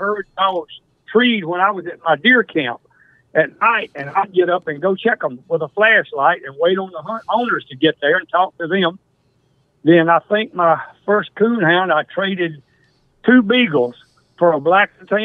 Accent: Mississippi Delta, United States; also born or lived in Alligator, Mississippi; I moved from Alligator to a sawmill community, a little community called Sherrod, Mississippi, which is west of Clarksdale, about 7 miles, right near the Mississippi River levee

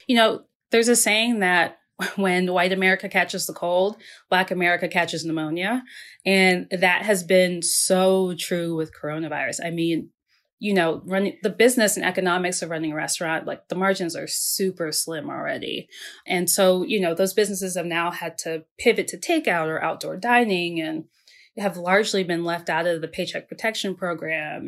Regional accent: Maryland, United States; I grew up in the Mid-Atlantic. I grew up in Maryland.

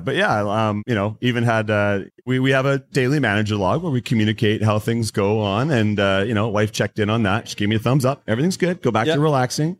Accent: Langley, British Columbia, Canada; also born or lived in Aldergrove; my entire life I've I've lived here

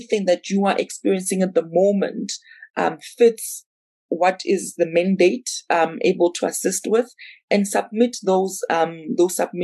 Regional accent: South Africa; I'm South African

